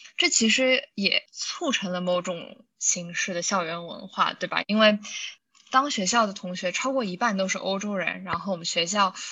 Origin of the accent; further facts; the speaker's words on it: China; moved away; also born or lived in United States; 我不知道这是不是因为我们是中国人，然后可能在中国生活了一段时间之后，再去的美国